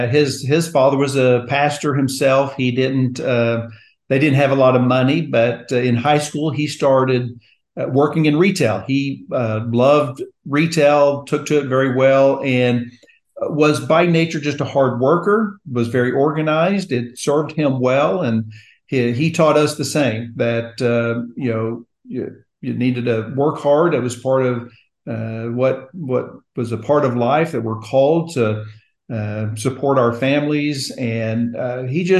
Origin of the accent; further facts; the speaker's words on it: Oklahoma City, Oklahoma, United States; I was born here in Oklahoma City, which is where our home is, and lived here all my life